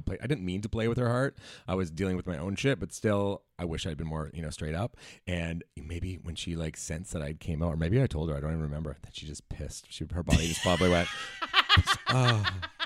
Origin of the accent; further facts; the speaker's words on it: Langley, British Columbia, Canada; I'm from Langley, B C